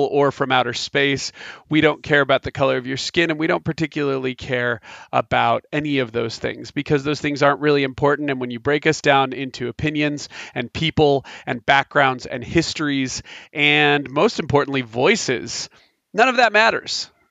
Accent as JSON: {"language": "English", "country": "United States", "said": "I am an American"}